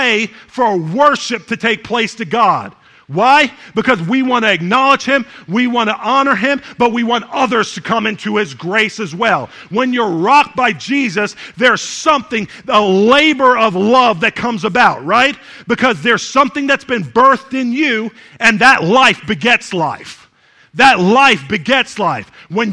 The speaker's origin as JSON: {"language": "English", "country": "Jamaica", "said": "we're Jamaican"}